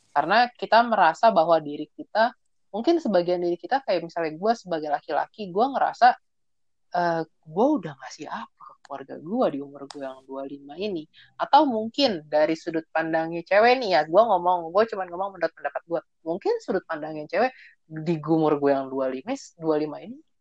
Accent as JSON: {"language": "Indonesian", "region": "Java", "country": "Indonesia", "said": "gua orang Jawa juga"}